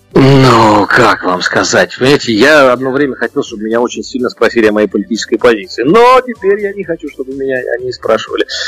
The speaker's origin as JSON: {"language": "Russian", "region": "Saint Petersburg", "country": "Russia", "tie": "born or raised there", "said": "я еще в Ленинграде родился"}